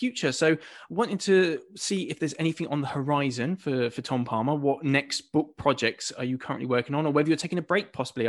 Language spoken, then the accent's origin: English; Buckinghamshire, South East England, United Kingdom; I grew up in Buckinghamshire